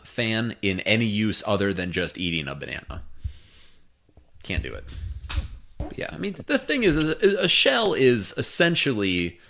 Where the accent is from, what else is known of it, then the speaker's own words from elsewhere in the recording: Midwest, United States; I'm from the Midwest.